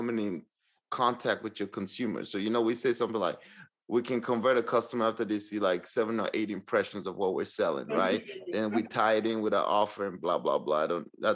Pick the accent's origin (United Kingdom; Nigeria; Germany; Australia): Nigeria; moved away as an adult; now in Northwest Arkansas, United States; I came from Nigeria to the States